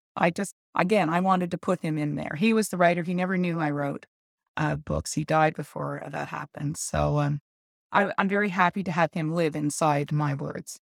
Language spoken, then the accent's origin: English; Montreal, Quebec, Canada; I was born in Montreal and brought up there.